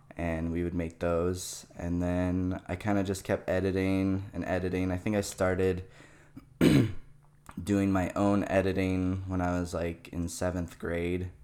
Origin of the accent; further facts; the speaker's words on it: Chandler, Arizona, United States; also born or lived in Canada; I was born in Canada. Um, and I lived there for about eight years. And then as a child, we moved to Arizona mm-hmm. here. And I kind of just grew up in the Chandler Gilbert area